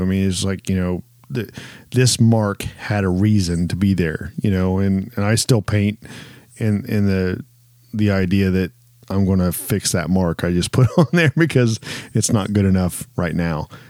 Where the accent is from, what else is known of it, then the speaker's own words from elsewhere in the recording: Ohio, United States; growing up in Ohio